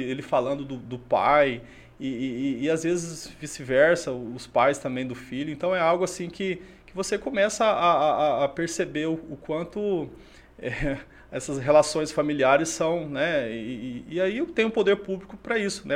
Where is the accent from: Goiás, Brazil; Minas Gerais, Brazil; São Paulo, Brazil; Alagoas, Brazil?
Goiás, Brazil; Crixás; born or raised there; moved away as an adult; also born or lived in Xapuri, Acre; now in Rio Branco, Brazil